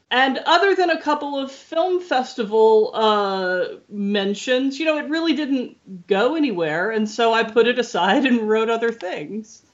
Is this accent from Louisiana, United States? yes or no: yes; Louisiana, United States; moved away; I grew up in Louisiana